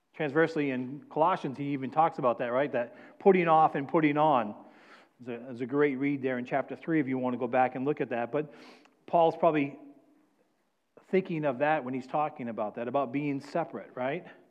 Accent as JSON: {"language": "English", "region": "New England", "country": "United States", "moved": "yes", "said": "I'm from New England"}